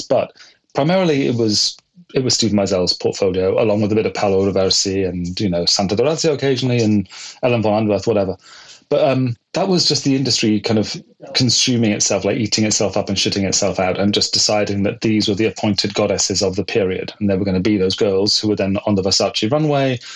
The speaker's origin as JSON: {"language": "English", "town": "Bristol", "region": "South West England", "country": "United Kingdom", "tie": "born or raised there", "also_born_or_lived": "London", "moved": "as an adult", "lives_now": "New York, United States", "said": "my hometown in Bristol in the west of England"}